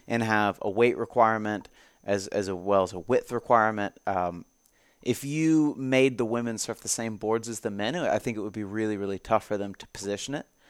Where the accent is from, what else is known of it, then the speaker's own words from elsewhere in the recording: Jacksonville, Florida, United States; moved away; my hometown of Jacksonville, Florida